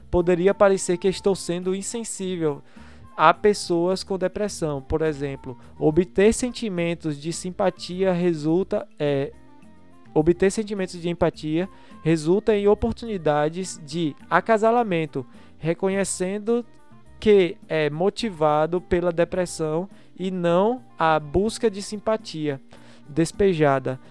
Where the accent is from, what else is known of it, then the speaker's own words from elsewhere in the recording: Brazil; sou brasileiro